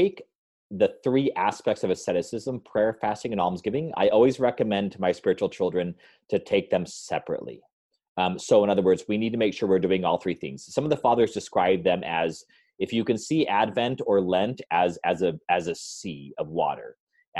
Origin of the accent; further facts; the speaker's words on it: New Mexico, United States; That's what we grew up on in New Mexico